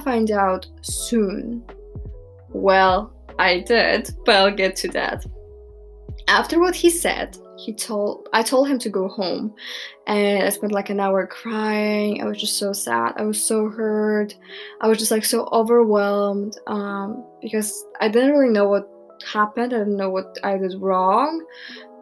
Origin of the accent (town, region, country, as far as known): Poland; born or raised there